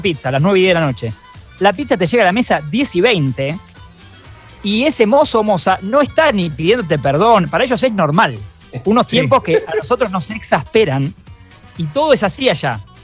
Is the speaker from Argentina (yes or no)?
yes; Argentina; nuestra ansiedad como argentinos y cómo es la gastronomía acá